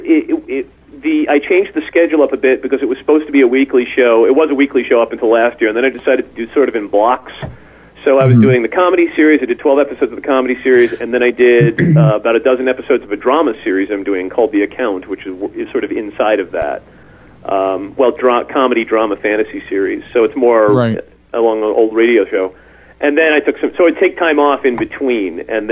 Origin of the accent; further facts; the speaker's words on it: New York City, New York, United States; accent: Staten Island; now in Minneapolis, United States; I find my Staten Island accent comes back